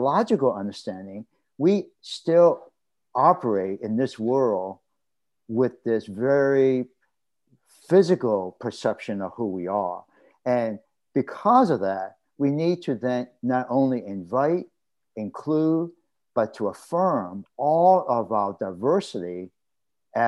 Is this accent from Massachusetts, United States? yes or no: yes; Boston, Massachusetts, United States; as a male Chinese American, growing up in Roxbury, which is part of a Boston neighborhood